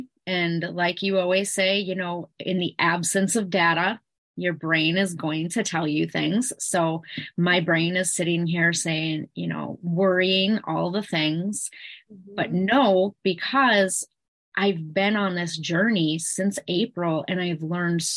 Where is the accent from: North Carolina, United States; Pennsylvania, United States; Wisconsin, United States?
Wisconsin, United States; Eau Claire; I am from Eau Claire and Wisconsin